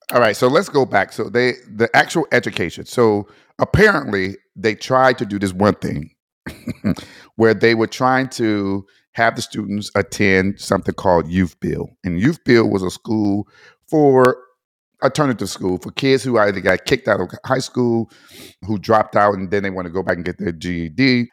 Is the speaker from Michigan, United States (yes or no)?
yes; Detroit, Michigan, United States; growing up in Detroit